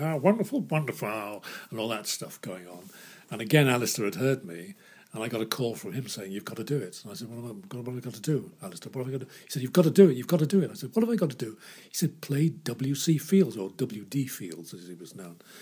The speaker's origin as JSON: {"language": "English", "town": "Liverpool", "region": "North West England", "country": "United Kingdom", "tie": "born or raised there", "moved": "yes", "said": "Liverpool, which was my hometown"}